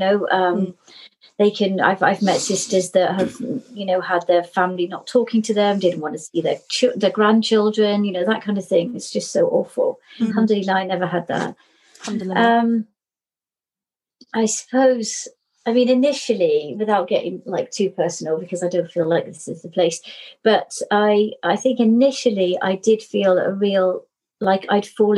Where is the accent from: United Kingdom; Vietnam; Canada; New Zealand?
United Kingdom; Cornwall, South West England; now in Cardiff, United Kingdom; I was born in Cornwall, but I've lived in Cardiff since 1990